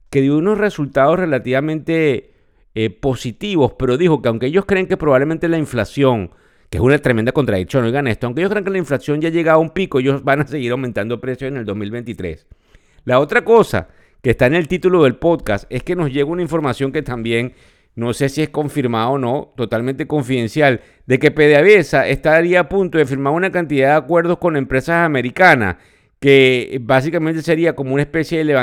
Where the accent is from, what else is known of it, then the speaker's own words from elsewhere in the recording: Venezuela; accent: Venezuelan; Sí, sé que nos escuchan de otras nacionalidades, pero mi acento es venezolano y no lo puedo cambiar. Soy venezolano, además sumamente orgulloso de serlo.